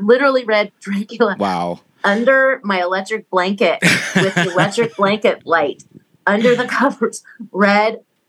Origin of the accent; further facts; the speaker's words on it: Missouri, United States; So in the old days, so I grew up in Missouri, mm-hmm. and we had a basement, and we had a piano down there.